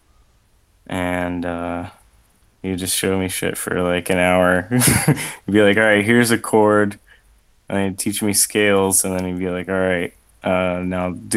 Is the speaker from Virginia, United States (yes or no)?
yes; Richmond, Virginia, United States; now in Ohio, United States; I'm from Richmond, Virginia, which is where Guar is from